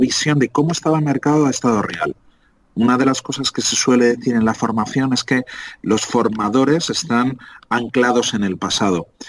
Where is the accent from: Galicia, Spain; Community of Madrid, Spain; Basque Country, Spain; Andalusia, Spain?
Community of Madrid, Spain; Madrid; moved away as an adult; Ocho añitos después vuelvo a mi tierra, vuelvo a Madrid